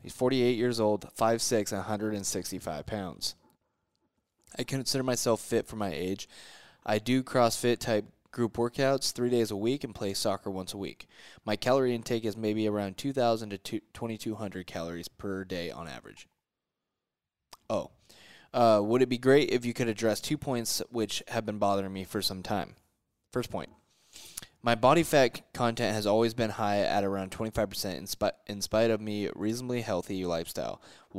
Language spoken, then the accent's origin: English; New Delhi, Delhi, India; I am from New Delhi, India.